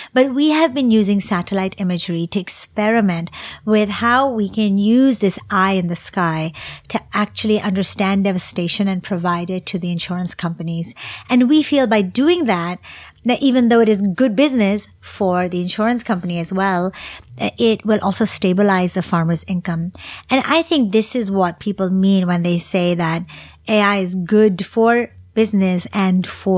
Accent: Singapore; So even though my charity is based in Singapore and it is primarily for Singaporeans in my home country

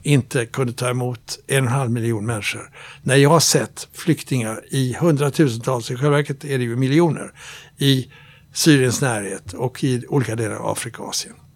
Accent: Sweden; Jag är svensk, men jag är nordbo

